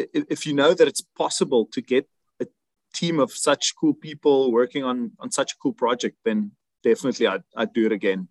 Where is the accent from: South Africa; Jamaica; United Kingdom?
South Africa; now in Germany; I'm originally from South Africa